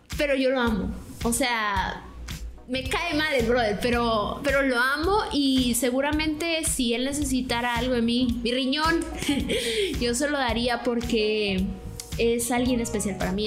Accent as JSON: {"language": "Spanish", "region": "Tabasco", "country": "Mexico", "said": "nosotros somos de Tabasco"}